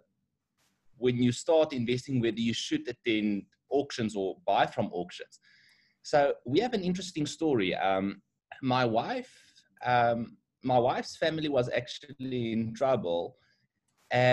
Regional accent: Bloemfontein, Free State, South Africa; moved away as an adult; now in Johannesburg, South Africa; We grew up in Bloemfontein. Both of us are from Bloemfontein

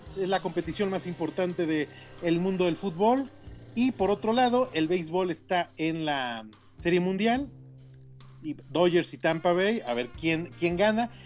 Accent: Sinaloa, Mexico; moved away; mi tierra Sinaloa

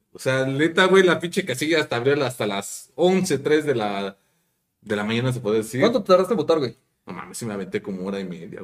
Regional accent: Mexico; como mexicano

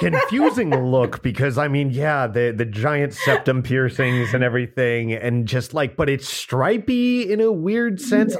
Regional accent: New England, United States; We're New Englanders.

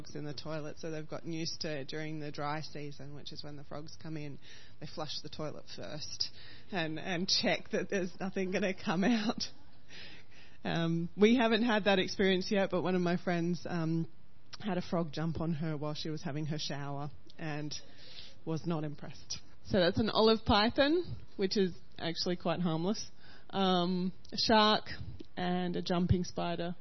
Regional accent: Australia; as an Aussie

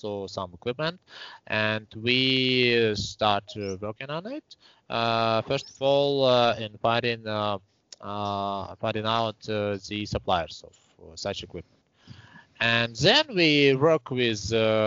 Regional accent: Saint Petersburg, Russia; also born or lived in Estonia; I was born in Estonia. It is near to Russian border country, and in 1995 maybe me with my family relocated to Russia. I was born in 1993. After passing 2 years, we relocated to Russia, to St. Petersburg, and now I live here. Here I graduated from the primary school

